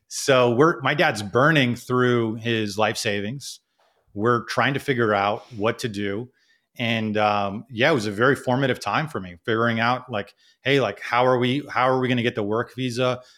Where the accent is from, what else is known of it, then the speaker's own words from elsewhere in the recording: United States; also born or lived in Kuwait / Canada / Philadelphia; I ended up growing up in America, and, um, who knows how my life would have been had I, had I stayed in Kuwait